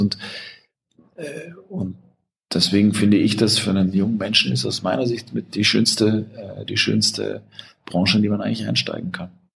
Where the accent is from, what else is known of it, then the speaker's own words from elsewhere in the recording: Germany; als Deutscher